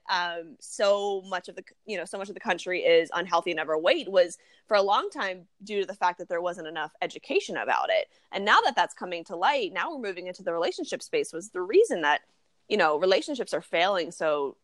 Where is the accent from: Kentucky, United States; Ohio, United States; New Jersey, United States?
New Jersey, United States; Marlton; now in Los Angeles, United States; I'm from South Jersey in Marlton.